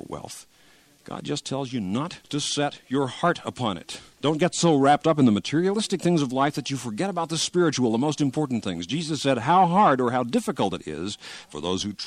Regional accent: Kansas, United States; in Kansas, my home state

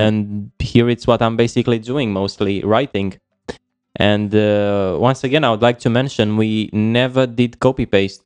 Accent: Romania; moved away as an adult; now in Kiel, Germany; I'm from Romania, but at the moment I'm living in Germany

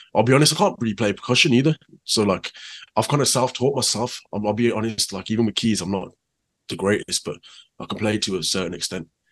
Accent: Birmingham, West Midlands, United Kingdom; also born or lived in Handsworth; I was lived there till I was about four. Um, then I moved to Handsworth Wood. So a lot of the time I spent with my nanny. Though my nanny lived in Handsworth

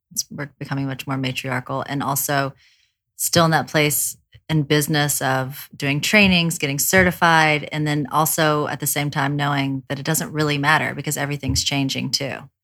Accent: the South, United States; I grew up in the South

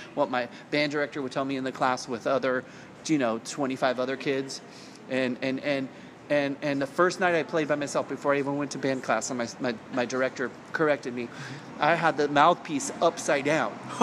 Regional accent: Salinas, California, United States; I grew up in Salinas, which is at the time was under seventy five thousand people population

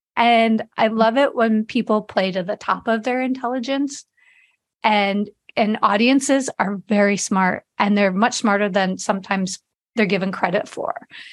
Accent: Chicago, Illinois, United States; moved away as an adult; also born or lived in Las Vegas; I grew up in Chicago area

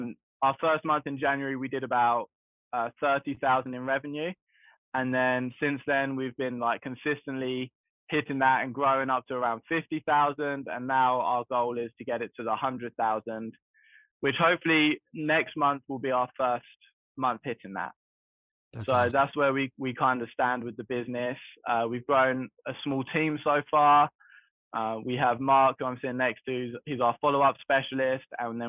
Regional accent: London, United Kingdom; moved away as an adult; now in United States; So the way I got into the game is I moved over here in 2019 from London, and my intention was to become a realtor because I was doing it a little bit in England

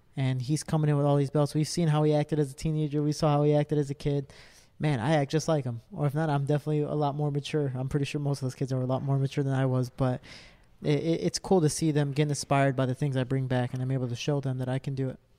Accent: Cicero, Illinois, United States; I'm a kid from Cicero

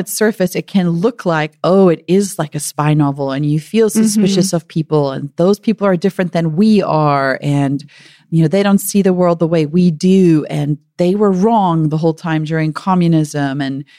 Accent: United States; And eventually they would realize I'm American.

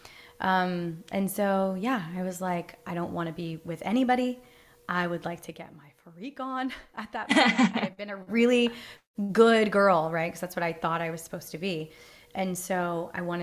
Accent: East Coast, United States; I grew up you know, I'm from the East Coast.

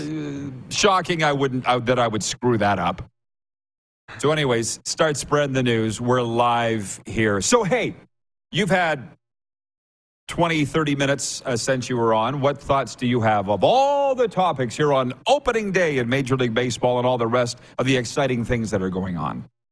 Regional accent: Saskatchewan, Canada; I was on the farm with three channels

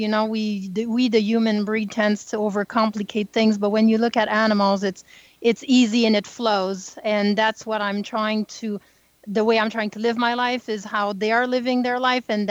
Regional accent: small French town north of Montreal, Quebec, Canada; I'm French Canadian, so I grew up in the North Pole, what we call today. It's very, very small French town north of Montreal.

